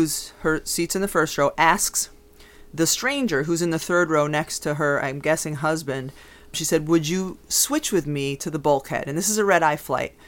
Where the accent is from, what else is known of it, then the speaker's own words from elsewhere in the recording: Connecticut, United States; I'm from Connecticut.